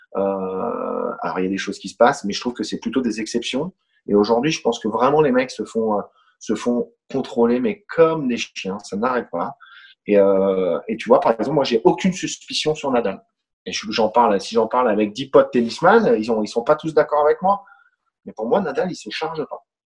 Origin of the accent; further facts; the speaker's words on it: France; je suis français